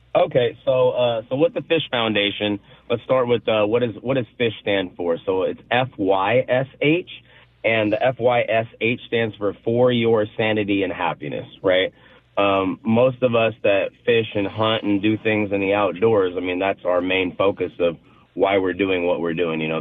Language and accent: English; Kansas, United States; now in Pacific Northwest, United States; I'm born and raised in Kansas